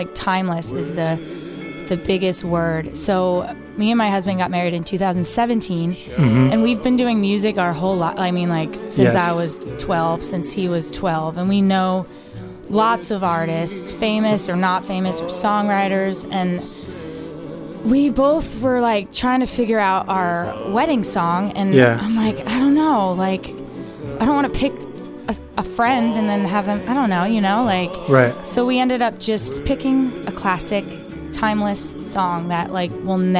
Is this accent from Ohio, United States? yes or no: no; Waterford, Connecticut, United States; It was in, like, my hometown. Like, they came to Waterford Beach to play like, huge summer concert in, like, 2001.